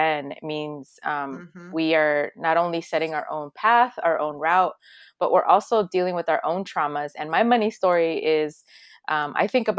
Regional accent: Los Angeles, California, United States; also born or lived in El Salvador; Since I'm from El Salvador originally, I was born there, but I was raised in Los Angeles. I was like a year old when most of my family fled here during a civil war

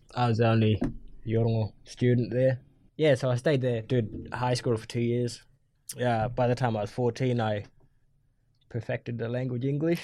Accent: Matamala, Northern Territory, Australia; also born or lived in Darwin; I'm a Yungu man, uh, from the Gumaj clan. I grew up in Matamara

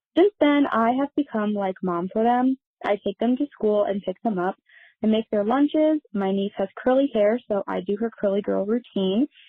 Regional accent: Midwest, United States; I am from the Midwest

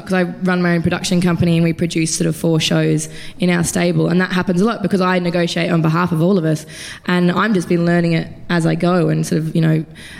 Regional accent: Queensland, Australia; I'm from Queensland

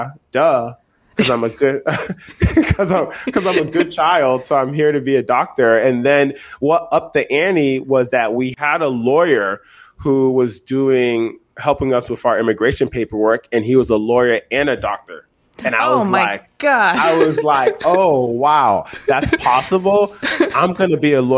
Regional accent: Lowell, Massachusetts, United States; also born or lived in Liberia; I grew up in Lowell, Massachusetts

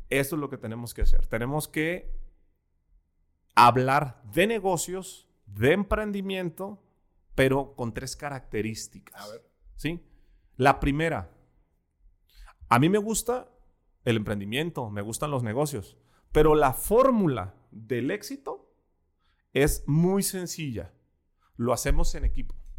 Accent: Ensenada, Baja California, Mexico; moved away as an adult; now in Guadalajara, Mexico; Yo nací en Ensenada, Baja California. Crecí a los 23 años, me vine

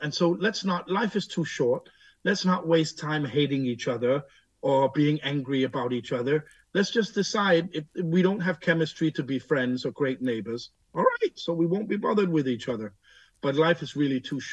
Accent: Denmark; I'm born here. I'm raised here. I'm fluent in Danish.

